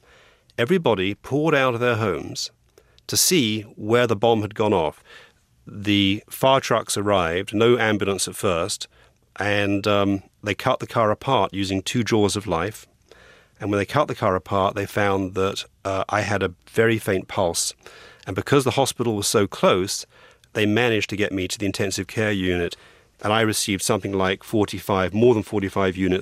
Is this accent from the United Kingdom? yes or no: yes; England, United Kingdom; moved away as an adult; also born or lived in Los Angeles; now in United States; I came to America, from England, for my accent, with a law degree from Cambridge University in England